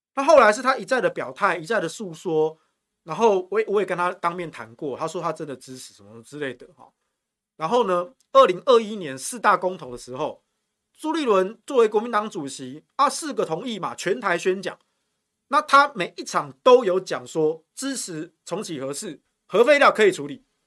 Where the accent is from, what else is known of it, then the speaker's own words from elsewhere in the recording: Yilan County, Taiwan; moved away; also born or lived in Taichung; 我老家啊